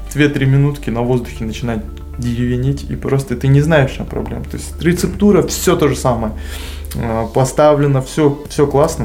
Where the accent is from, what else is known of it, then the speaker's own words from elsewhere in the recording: Kazakhstan; среди нас казах был только я